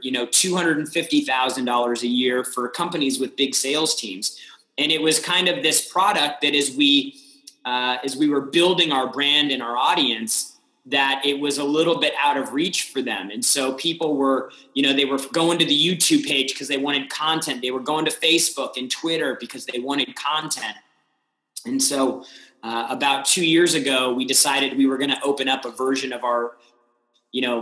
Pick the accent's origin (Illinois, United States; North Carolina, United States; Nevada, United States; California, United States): California, United States; San Diego; also born or lived in Austin, Texas / Los Angeles; now in Miami, United States; I grew up in San Diego, had the opportunity to live in a couple cities. I lived in Austin, Texas. I lived in Los Angeles, and then now in Miami